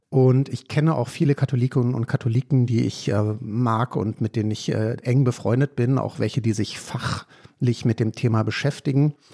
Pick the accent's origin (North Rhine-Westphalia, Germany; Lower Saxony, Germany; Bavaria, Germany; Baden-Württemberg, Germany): Baden-Württemberg, Germany; Freiburg im Breisgau; Also ich bin zwar evangelisch, aber ich komme aus Freiburg im Breisgau.